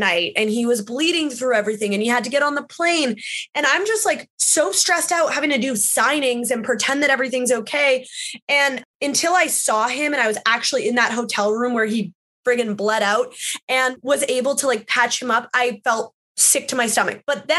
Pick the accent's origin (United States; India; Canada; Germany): Canada; I felt so alone in this wrestling world, especially being a Canadian and having to travel all the time.